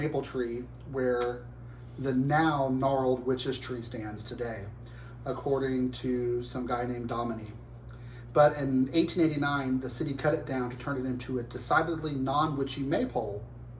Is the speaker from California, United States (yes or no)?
no; Louisville, Kentucky, United States; from my hometown. I'm from Louisville, Kentucky